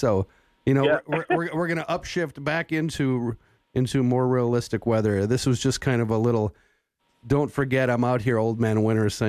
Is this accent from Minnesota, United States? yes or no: no; North Dakota, United States; now in Wyoming, United States; I grew up in North Dakota